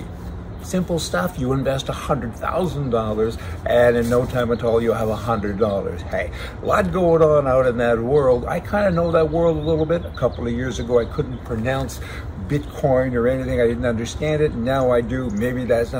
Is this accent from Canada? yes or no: yes; the Canadian Prairies, Canada; I'm from the West, from the prairies